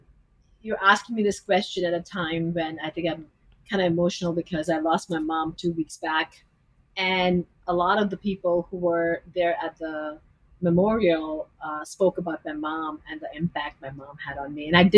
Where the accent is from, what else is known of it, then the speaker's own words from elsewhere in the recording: Delhi, India; moved away as an adult; now in United States; Delhi, India.